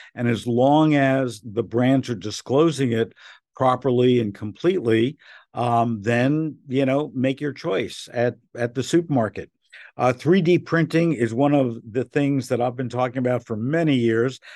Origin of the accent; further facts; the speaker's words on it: Newark, New Jersey, United States; growing up in Newark, where you had a bagel place